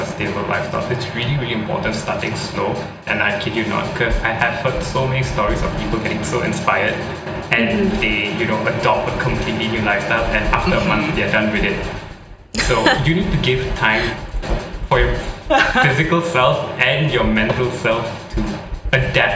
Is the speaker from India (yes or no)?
yes; India; I'm an Indian, and what in Indian households we have a lot of lentils